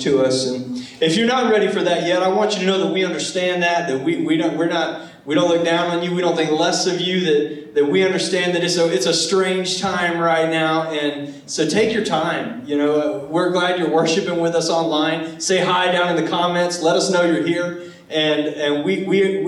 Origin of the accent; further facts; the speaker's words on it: Charleston, South Carolina, United States; I was from Charleston, South Carolina